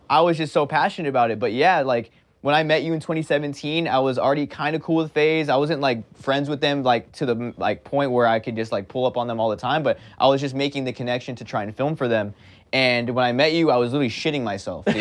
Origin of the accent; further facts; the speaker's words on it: Pasadena, California, United States; I was born and raised in Los Angeles, California, more specifically a small town called Pasadena